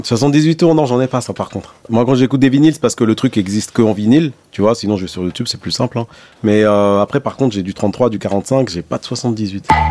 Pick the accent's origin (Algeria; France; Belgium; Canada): Algeria; Blida, Blida Province; moved away; also born or lived in Bab El Oued, Algiers; c'est là où je suis né. Après, moi, j'ai grandi à Blida